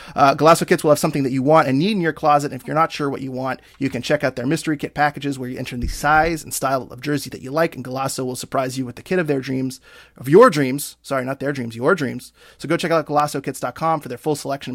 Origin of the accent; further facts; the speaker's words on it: Maine, United States; I'm from Maine